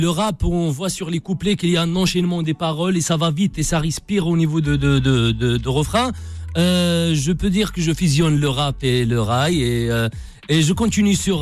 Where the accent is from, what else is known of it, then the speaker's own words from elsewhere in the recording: Meknes, Fès-Meknès, Morocco; moved away; also born or lived in Fes; je suis né à Fès. J'ai grandi à Meknes